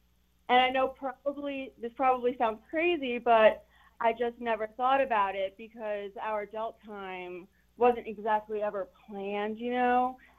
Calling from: Chesapeake, Virginia, United States; I am calling from Chesapeake.

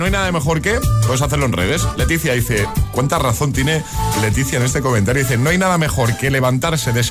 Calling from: Valencia, Valencian Community, Spain; de Valencia.

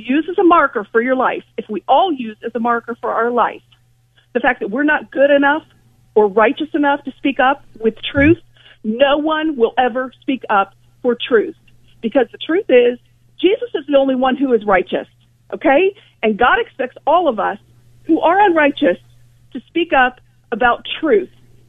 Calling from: Ohio, United States; Good morning, Bob. Ohio.

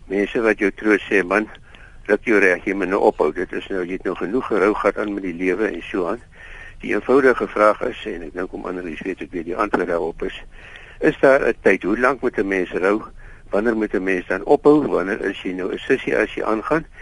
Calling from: Pretoria, Gauteng, South Africa; van Pretoria

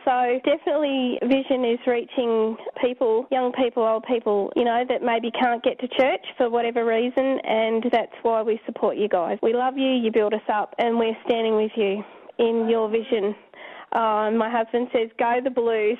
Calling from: New Norfolk, Tasmania, Australia; I'm calling from New Norfolk, Tasmania

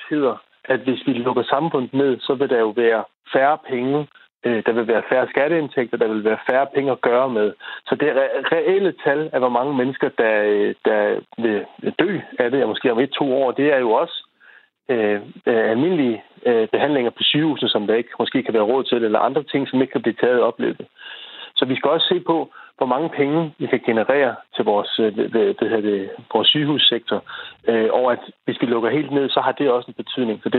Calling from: Holte, Capital Region of Denmark, Denmark; Jeg er fra Holte.

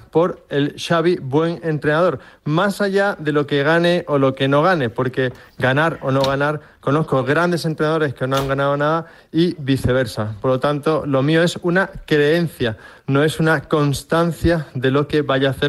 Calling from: Madrid, Community of Madrid, Spain; Hola Radio Marca, soy … de Madrid.

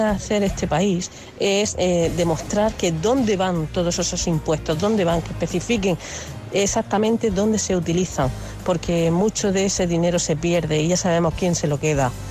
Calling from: Murcia, Region of Murcia, Spain; de Murcia.

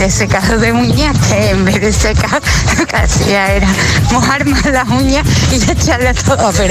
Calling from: Seville, Andalusia, Spain; de Sevilla.

